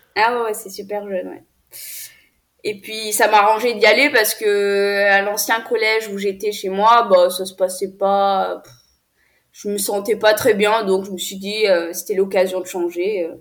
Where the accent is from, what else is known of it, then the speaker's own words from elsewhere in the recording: France; also born or lived in Ethiopia; je suis née en Éthiopie, dans un orphelinat, et j'ai été adoptée à l'âge de 5 ans et demi. Donc, mes parents sont venus me chercher en Éthiopie. Euh, je suis venue en France en 2010